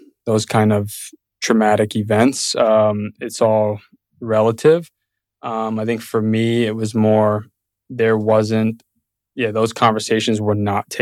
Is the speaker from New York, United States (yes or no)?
yes; New York City, New York, United States; now in Austin, United States; Born and raised in Brooklyn